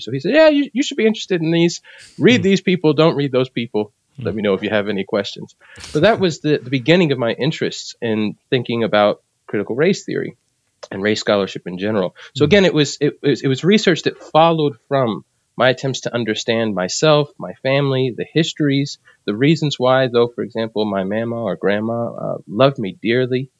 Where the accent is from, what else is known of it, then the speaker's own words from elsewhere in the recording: New Jersey, United States; moved away; also born or lived in South Carolina / Philadelphia; though I was born in South Carolina, uh, my family moved from there to Philadelphia and then to New Jersey. So I spent most of my life in, in New Jersey